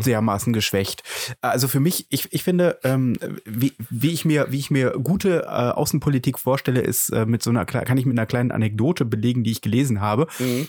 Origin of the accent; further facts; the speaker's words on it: Germany; wir als Deutsche